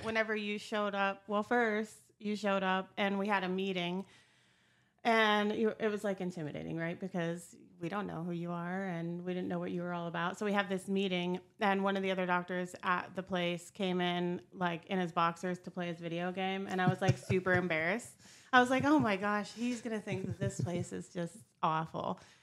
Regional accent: Meadville, Pennsylvania, United States; moved away as an adult; now in Ohio, United States; I was born and raised in Meadville, Pennsylvania. Lived in that area my whole life, um, and t, up until a couple years ago

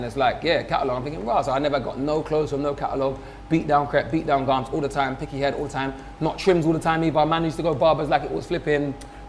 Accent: London, United Kingdom; growing up as a kid in London, I had no idea what it would be like for a kid growing up in Czech Republic or anywhere.

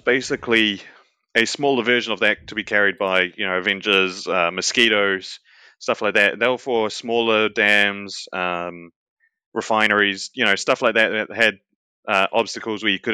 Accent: New Zealand; that is New Zealand, my home country.

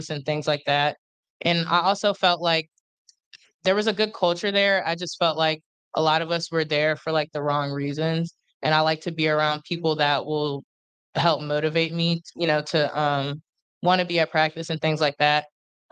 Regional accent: Harrisburg, Pennsylvania, United States; moved away as an adult; I was born in Harrisburg, Pennsylvania

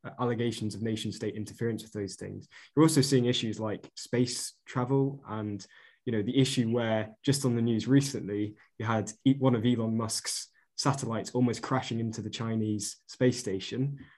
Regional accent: Chester, North West England, United Kingdom; I'm from Chester

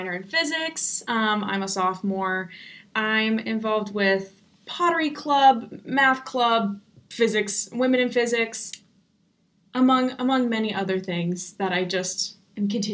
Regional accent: Arizona, United States; moved away; I grew up in Arizona. That's where I'm from.

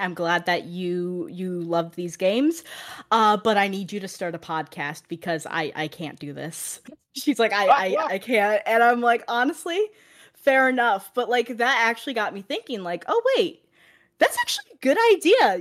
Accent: Ohio, United States; now in Florida, United States; I currently live in Florida, but I'm originally from Ohio

